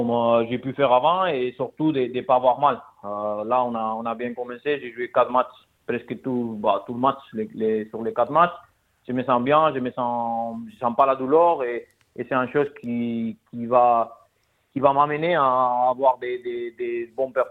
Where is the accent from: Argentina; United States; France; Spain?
Spain; French is a second language; Bah non, mais quand on est espagnol, c'est bah